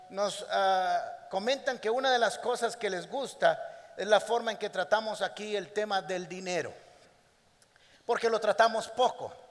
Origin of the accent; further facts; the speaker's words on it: Costa Rica; todos los que somos costarricenses y vivimos en este país tenemos que pasar por un tiempo de acomodo.